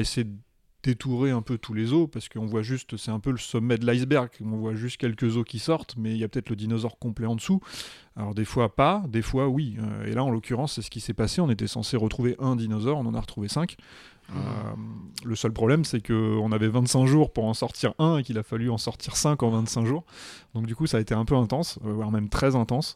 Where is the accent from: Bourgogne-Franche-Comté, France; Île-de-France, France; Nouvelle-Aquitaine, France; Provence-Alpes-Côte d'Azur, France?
Île-de-France, France; Paris; I'm from Paris, uh, I'm a volunteer at the Paris Museum of Natural History